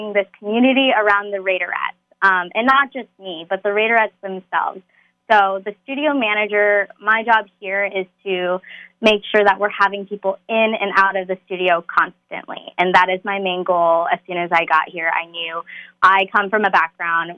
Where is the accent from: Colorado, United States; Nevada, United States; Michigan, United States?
Nevada, United States; Las Vegas; moved away as an adult; also born or lived in San Francisco, California / Southern California; now in Las Vegas, United States; I was actually raised in Las Vegas.